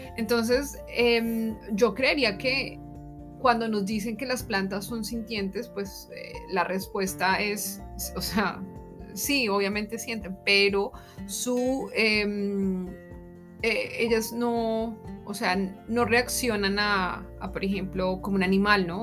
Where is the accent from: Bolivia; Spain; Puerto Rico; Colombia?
Colombia; moved away as an adult; now in Germany; me estarán escuchando desde Colombia